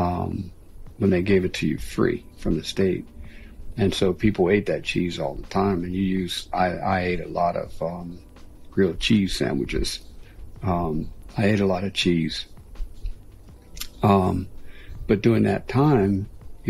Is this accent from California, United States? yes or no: no; Pittsburgh, Pennsylvania, United States; moved away as an adult; Growing up in Pittsburgh, when you're from the East, and especially like Pittsburgh